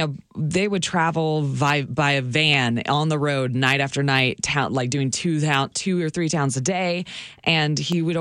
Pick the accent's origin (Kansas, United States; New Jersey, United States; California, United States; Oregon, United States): Oregon, United States; Hillsboro; I grew up in Hillsboro, Oregon, outside of Portland, Oregon.